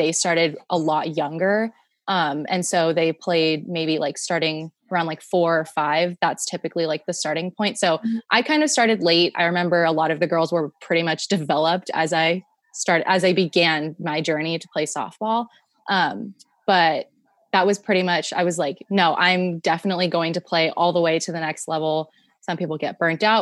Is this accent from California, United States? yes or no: yes; San Jose, California, United States; moved away as an adult; now in Tacoma, United States; I am from San Jose, California, born and raised